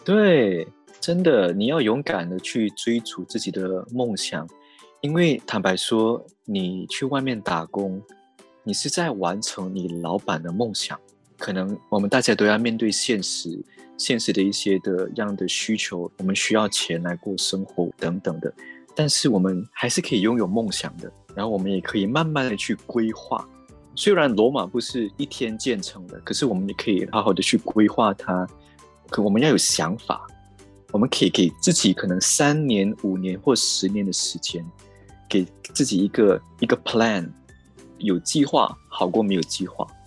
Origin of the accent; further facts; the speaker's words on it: Malaysia; moved away as an adult; now in Taipei, Taiwan; 我是一个马来西亚人